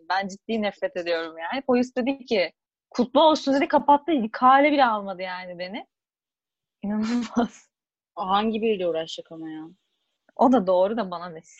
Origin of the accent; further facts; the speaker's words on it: Buca, İzmir, Turkey; Ben az Buca'lıyım abi.